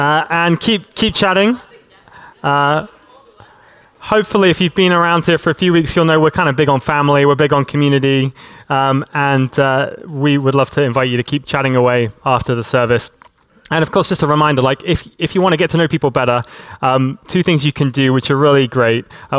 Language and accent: English; Hong Kong; I grew up in Hong Kong, and in Hong Kong, about once every year, we would get a big typhoon that would come through the territory.